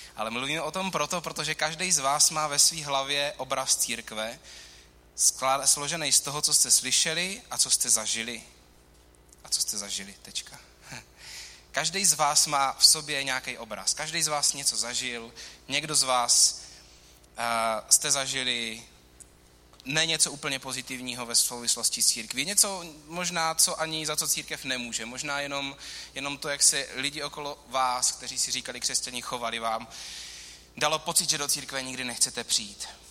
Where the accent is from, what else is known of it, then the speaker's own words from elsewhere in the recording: Czechia; čteme jako Češi v roce 2018